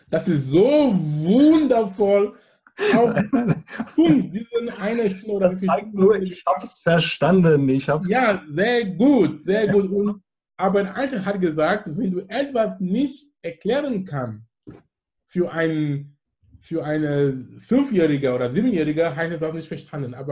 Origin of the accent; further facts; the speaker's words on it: Anglophone Cameroon, Cameroon; German is a second language; Und wo ich komme aus dem Besatzungsgebiet, wo die Engländer waren. Das heißt, ich bin mit Englisch aufgewachsen und alles in die Schule.